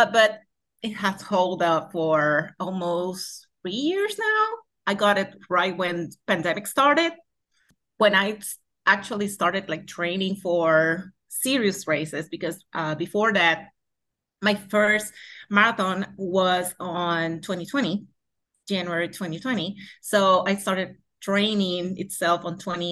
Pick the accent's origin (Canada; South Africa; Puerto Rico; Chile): Puerto Rico; first language Spanish; English is a second language; born and raised in Puerto Rico, from Tualta right now. It's the city where I live on